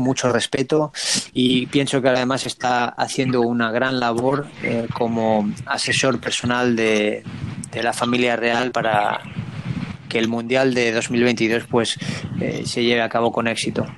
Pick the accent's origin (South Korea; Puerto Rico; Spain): Spain; moved away as an adult; also born or lived in United States; now in Montevideo, Uruguay